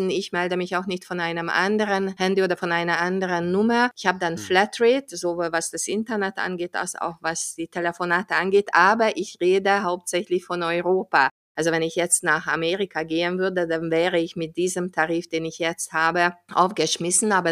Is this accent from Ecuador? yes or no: no; Hungary; wenn ich in meinem Heimatland Ungarn bin